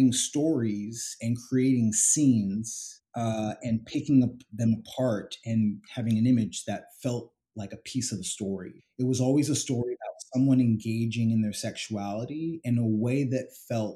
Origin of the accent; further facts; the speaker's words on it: San Jose, California, United States; also born or lived in London / Atlanta; now in New York City, United States; I grew up in San Jose, California